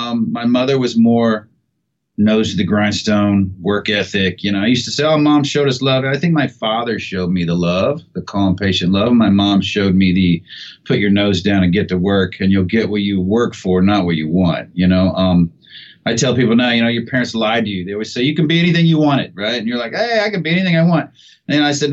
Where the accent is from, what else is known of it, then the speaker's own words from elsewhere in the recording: Seymour, Indiana, United States; moved away; I was born in Seymour, Indiana, and my parents were married my entire, you know, childhood growing up